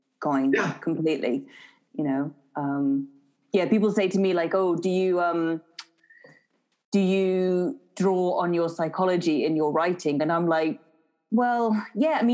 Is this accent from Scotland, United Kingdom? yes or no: yes; market town near Edinburgh, Scotland, United Kingdom; also born or lived in Scottish Borders; now in England; I was born in Edinburgh. For the first about 6 years of my life, I lived on the border, sort of on the border area between Scotland and England. And then I moved to a sort of market town near Edinburgh again.